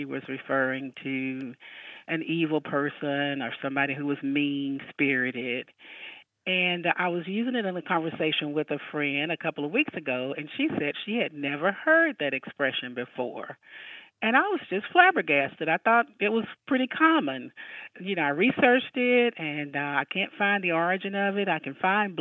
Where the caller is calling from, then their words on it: Midland, Georgia, United States; I'm calling from Midland, Georgia